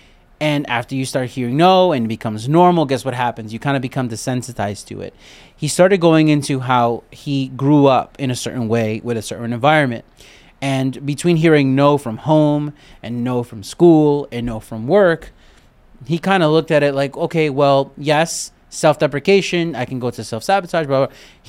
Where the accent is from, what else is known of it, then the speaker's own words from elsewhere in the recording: Brooklyn, New York, United States; I got that from growing up in Brooklyn and the Army.